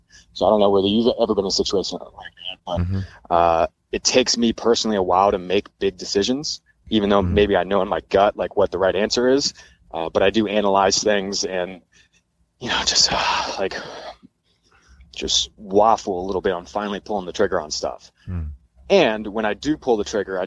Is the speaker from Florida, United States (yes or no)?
no; Richmond, Virginia, United States; moved away as an adult; also born or lived in San Diego; I've always lived in Richmond, other than going to school for 4 years, you know, about 2 hours outside of my hometown. I'd always lived in the town I grew up in.